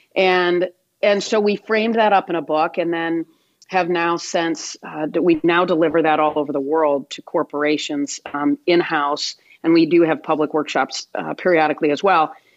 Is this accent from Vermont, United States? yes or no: no; Michigan, United States; Grew up in Michigan, went to Michigan State, played tennis there.